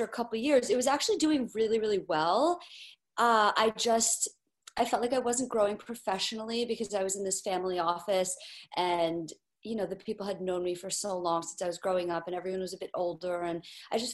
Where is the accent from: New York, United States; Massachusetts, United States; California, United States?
New York, United States; New York City; So I'm born and raised in Manhattan, New York City, which is why I'm a New York sports fan